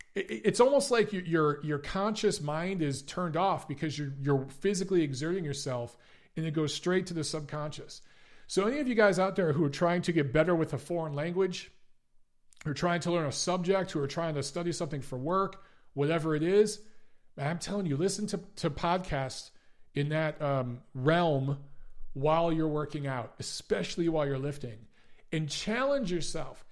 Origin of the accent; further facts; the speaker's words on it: Detroit, Michigan, United States; also born or lived in Los Angeles, United States; now in Atlanta, United States; I grew up in Detroit